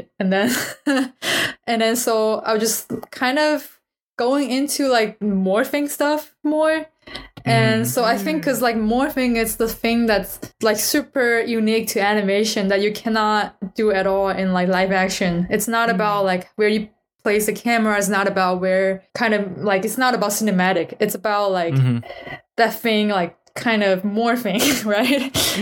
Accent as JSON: {"language": "English", "country": "China", "tie": "born or raised there", "second_language": "English", "moved": "as an adult", "lives_now": "United States", "said": "after I came to the United States, because I grew up in China."}